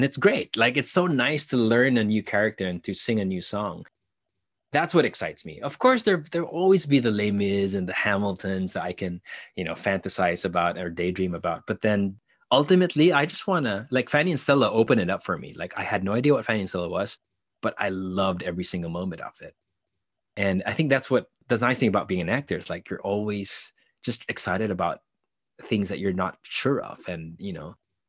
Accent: Philippines; So I grew up as an artist for the most part of my life in the Philippines with limitation.

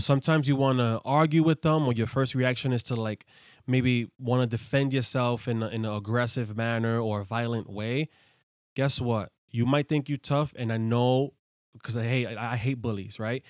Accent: New York City, New York, United States; I grew up in the hood, I grew up in the Bronx

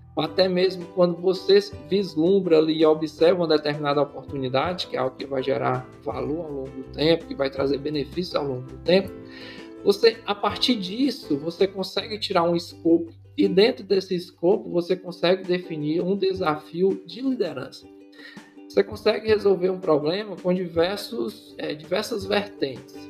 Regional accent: Ceará, Brazil; eu sou cearense, cearense fala rápido

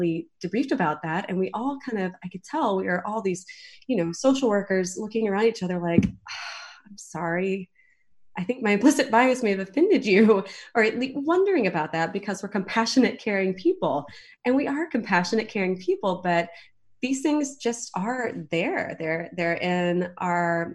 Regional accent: Southeast, United States; moved away; I grew up in the Southeast

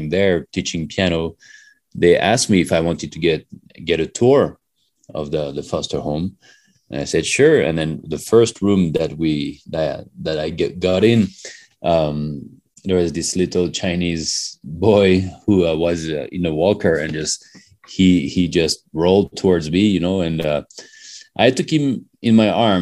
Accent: France; moved away as an adult; also born or lived in Canada / Hong Kong / China / Philippines; now in Colorado, United States; we are from France originally. We were born in France. And then in our 20s, we came to the US for our studies.

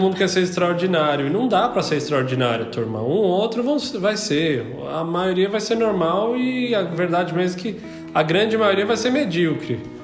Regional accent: São Paulo, Brazil; moved away as an adult; now in Portugal; eu sou de São Paulo

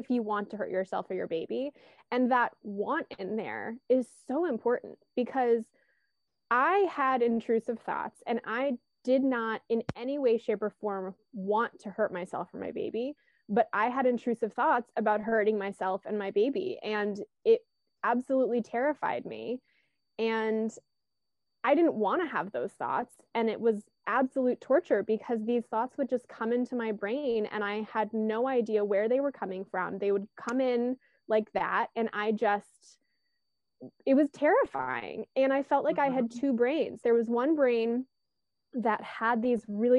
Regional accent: Virginia, United States; also born or lived in California; now in Baltimore, United States; I'm originally from Virginia, but I've also lived in California, and now I live in Baltimore, Maryland.

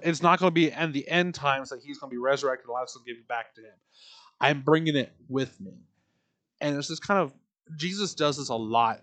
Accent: Tullahoma, Tennessee, United States; my hometown of Tullahoma

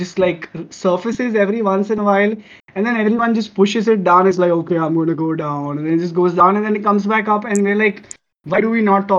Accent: India; we are from India

